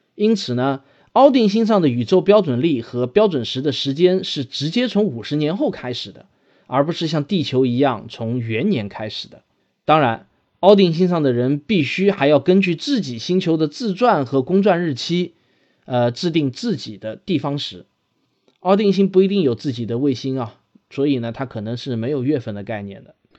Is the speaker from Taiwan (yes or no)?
no; China; 我们中国人